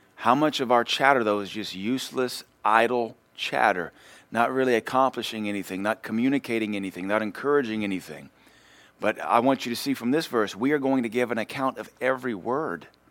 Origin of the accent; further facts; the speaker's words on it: Louisiana, United States; I grew up in Louisiana, so we had horses